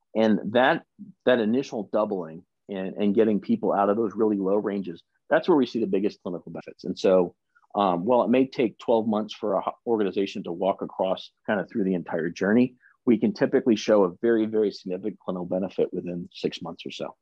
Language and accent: English; the South, United States; we're both from the South